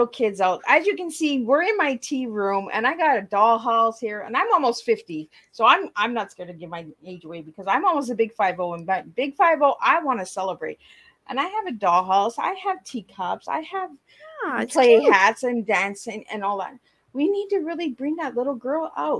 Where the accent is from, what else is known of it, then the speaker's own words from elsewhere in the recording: Canada; we're both from Canada